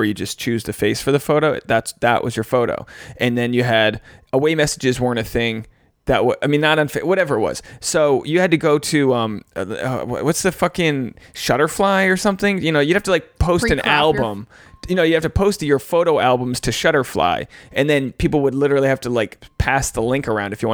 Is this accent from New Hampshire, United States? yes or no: no; Rhode Island, United States; I'm from Rhode Island.